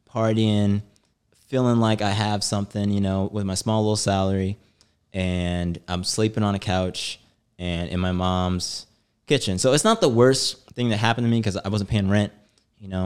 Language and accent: English; St. Louis, Missouri, United States; moved away as an adult; also born or lived in New York; I moved from Saint Louis. So I'm a Midwesterner